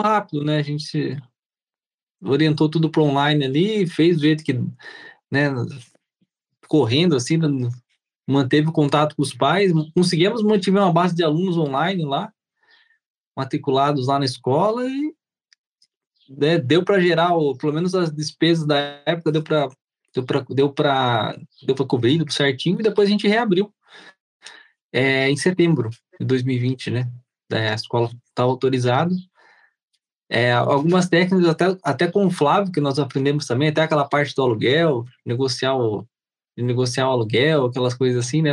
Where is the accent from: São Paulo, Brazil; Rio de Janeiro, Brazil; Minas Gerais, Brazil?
São Paulo, Brazil; Sorocaba; sou de Sorocaba, aqui em São Paulo